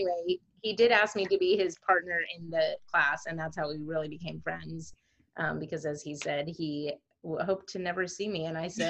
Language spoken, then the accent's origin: English; Houston, Texas, United States; moved away as an adult; also born or lived in Chicago area; now in Chicago, United States; We are living, we grew up in the Houston area, but now we are living in the Chicago area. And we moved out here a couple of years ago.